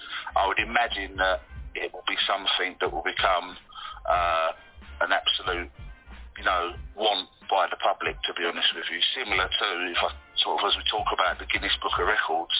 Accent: London, United Kingdom; I'm from London and I currently live in London

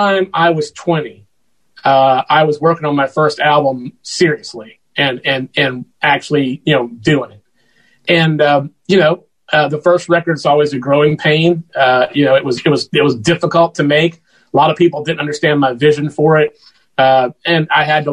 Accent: Macon, Georgia, United States; I eventually moved out of my home into a building in downtown Macon, Georgia, where I'm proud to serve as the music ambassador here, the official music ambassador. And, cause I love my hometown

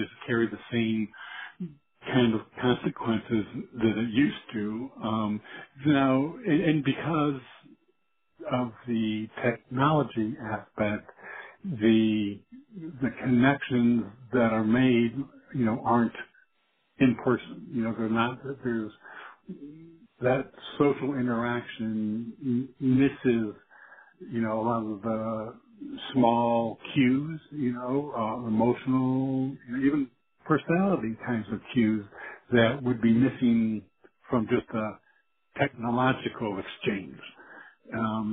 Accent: South Carolina, United States; I'm from South Carolina.

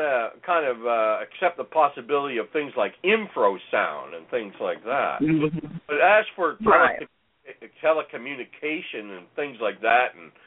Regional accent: Ontario, Canada; now in British Columbia, Canada; growing up in Ontario in the bush, it was never quiet.

